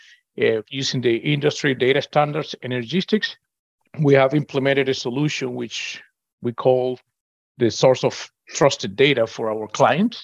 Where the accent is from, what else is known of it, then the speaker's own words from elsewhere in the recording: Venezuela; moved away as an adult; now in Houston, United States; I'm originally from Venezuela.